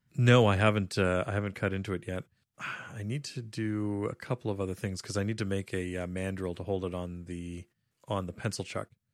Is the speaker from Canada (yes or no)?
yes; Canada; growing up in Canada